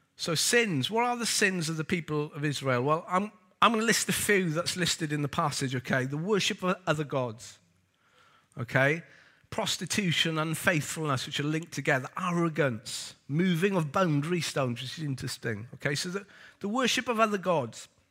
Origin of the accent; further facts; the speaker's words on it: Wales, United Kingdom; also born or lived in Lewisham; now in London, United Kingdom; I'm Welsh